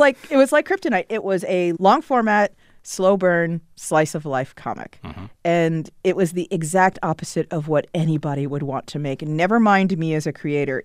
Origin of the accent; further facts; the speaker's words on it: Potomac, Maryland, United States; I grew up in Potomac, Maryland, which is a suburb of Washington D.C.